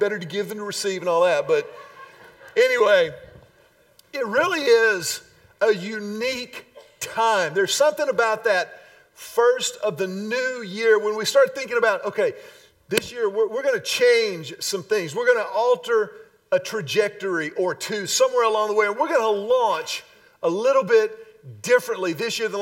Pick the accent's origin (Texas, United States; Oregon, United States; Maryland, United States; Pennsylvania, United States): Texas, United States; Houston; when I was a wee little lad growing up in Houston